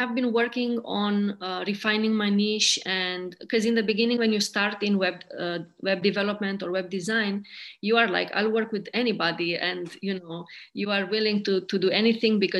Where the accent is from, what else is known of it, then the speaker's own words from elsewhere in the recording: Romania; also born or lived in India / United Kingdom; now in Maine, United States; I'm originally from Romania